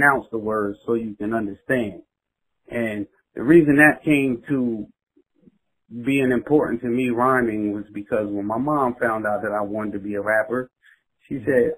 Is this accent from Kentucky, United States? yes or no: no; Red Bank, New Jersey, United States; I was from Red Bank